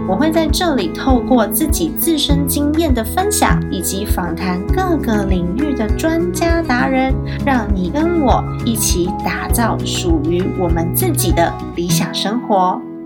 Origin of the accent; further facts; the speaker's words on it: Taiwan; 我在台湾长大，在台湾有我生活的一切